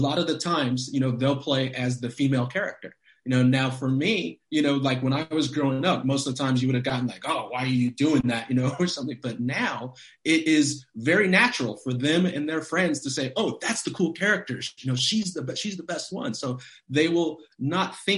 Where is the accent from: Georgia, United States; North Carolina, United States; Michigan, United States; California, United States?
California, United States; Los Angeles; a professional team in my hometown